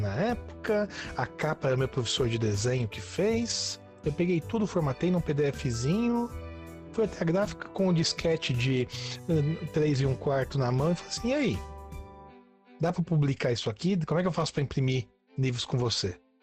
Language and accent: Portuguese; Santo André, São Paulo, Brazil; eu sou de Santo André, na Grande São Paulo, nascido e crescido aqui